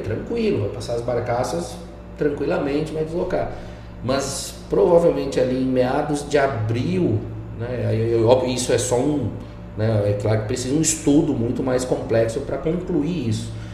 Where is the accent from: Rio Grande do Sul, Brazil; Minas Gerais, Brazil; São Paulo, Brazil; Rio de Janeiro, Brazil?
Rio Grande do Sul, Brazil; now in Mato Grosso, Brazil; Eu que cresci na roça no Rio Grande do Sul, indo carpir de pé no chão